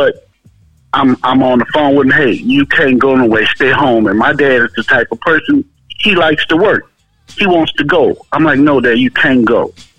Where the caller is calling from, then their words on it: Powder Springs, Georgia, United States; Hey, this is …. I'm calling from Powder Springs, Georgia.